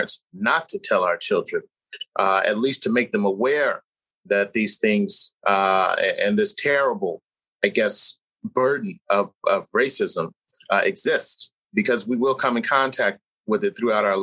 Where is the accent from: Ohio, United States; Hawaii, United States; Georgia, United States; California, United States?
California, United States; San Jose; In California. I grew up in Northern California. I'm from San Jose